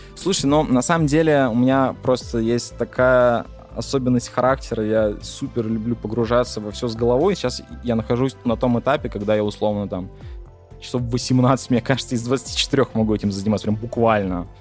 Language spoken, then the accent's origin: Russian; Yakutia, Sakha Republic, Russia; я чувак там из Якутии